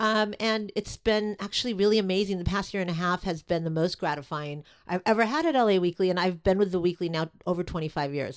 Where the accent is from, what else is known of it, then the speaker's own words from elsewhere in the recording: Los Angeles, California, United States; I grew up in Silver Lake